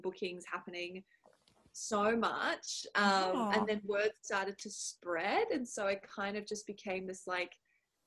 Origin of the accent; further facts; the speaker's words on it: Cape Town, Western Cape, South Africa; also born or lived in Brisbane, Australia; now in Melbourne, Australia; I grew up in Cape Town, South Africa